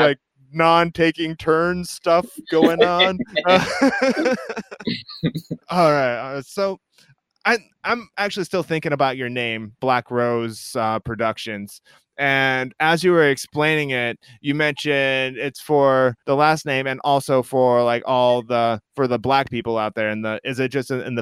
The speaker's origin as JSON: {"language": "English", "region": "Iowa", "country": "United States", "said": "I'm from Iowa, which is right next door"}